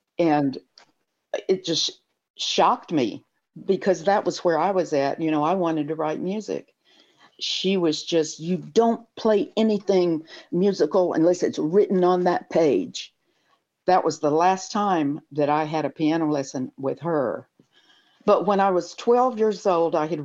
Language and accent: English; Muscle Shoals, Alabama, United States; moved away as an adult; also born or lived in San Francisco; I was born here in the Muscle Shoals area